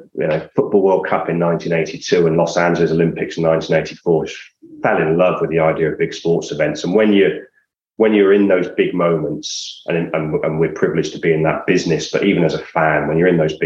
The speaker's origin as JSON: {"language": "English", "town": "Gloucester", "region": "South West England", "country": "United Kingdom"}